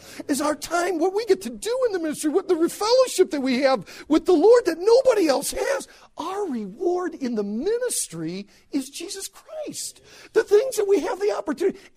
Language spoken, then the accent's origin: English; United States; I'm from America. I'm a minister. I said, I'm a pastor over in America